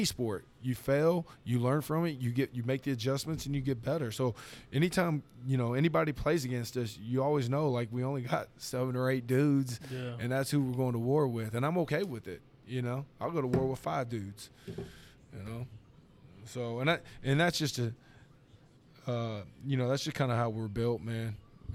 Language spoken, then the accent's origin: English; Grapevine, Texas, United States; I'm from Grapevine